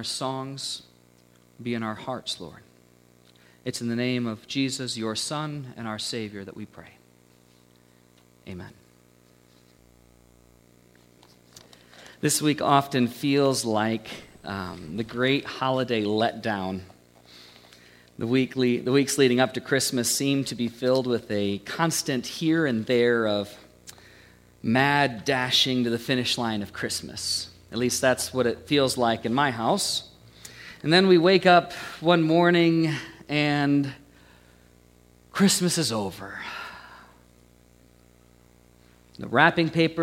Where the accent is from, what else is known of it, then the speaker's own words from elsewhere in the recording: United States; The house that I grew up in, you know, about 20 miles down the road from here, I grew up on Stony Creek